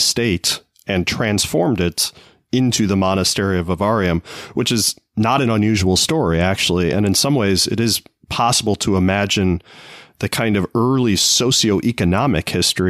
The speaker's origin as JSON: {"language": "English", "town": "Naperville", "region": "Illinois", "country": "United States", "tie": "born or raised there", "said": "near where you and I grew up in Naperville, there is a university called Benedictine University"}